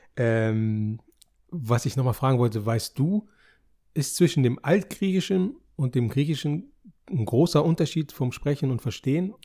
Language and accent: German; Germany; Wir sind ja hier geboren